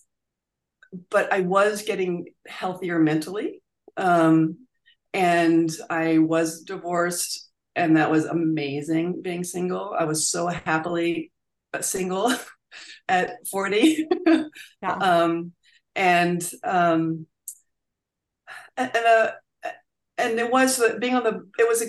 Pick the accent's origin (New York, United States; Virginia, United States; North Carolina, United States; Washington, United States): Virginia, United States; I grew up in Virginia